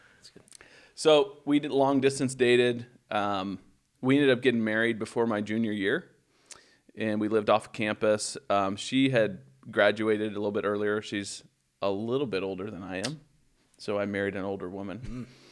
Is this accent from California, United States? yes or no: no; Baldwin City, Kansas, United States; moved away; grew up in, in Baldwin City